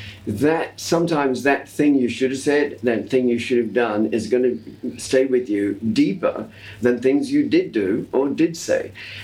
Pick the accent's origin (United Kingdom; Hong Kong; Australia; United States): Australia; accent: Australian; And I've lost the distinctive Australian R-lessness from my accent.